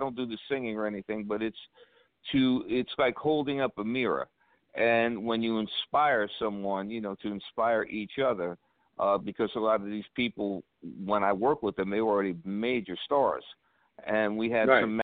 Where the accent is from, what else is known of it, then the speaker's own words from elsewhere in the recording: New York City, New York, United States; I grew up in Brooklyn, New York